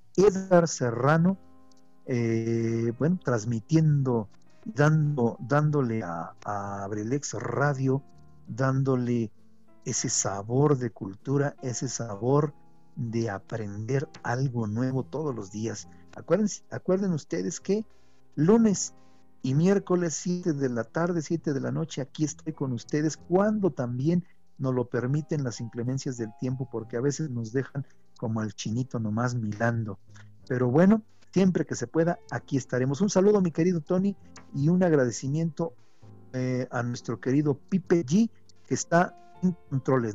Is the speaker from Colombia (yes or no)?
no; Mexico; nosotros, los mexicanos, somos norteamericanos, porque vivimos en Norteamérica